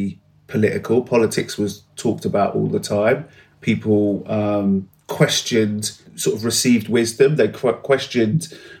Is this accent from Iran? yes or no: no; London, United Kingdom; I grew up in West London.